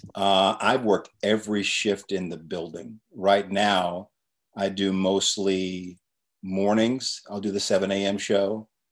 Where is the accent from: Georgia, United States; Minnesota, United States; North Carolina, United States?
North Carolina, United States; Chapel Hill; I grew up in Chapel Hill, North Carolina